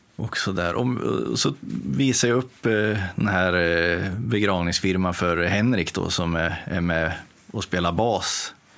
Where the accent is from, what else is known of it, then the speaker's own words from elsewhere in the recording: Timrå, Västernorrland County, Sweden; moved away as an adult; also born or lived in Motala; now in Gothenburg, Sweden; jag kommer ju från Timrå ursprungligen då och eh, bodde där och eh, verkade fram tills jag fyllde 20